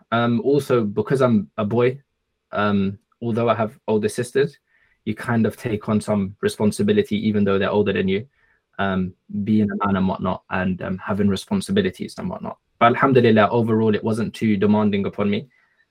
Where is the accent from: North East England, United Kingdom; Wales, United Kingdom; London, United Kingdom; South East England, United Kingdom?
London, United Kingdom; I'm originally from Egypt. However, I was born and bred in the UK, London specifically. Alhamdulillah.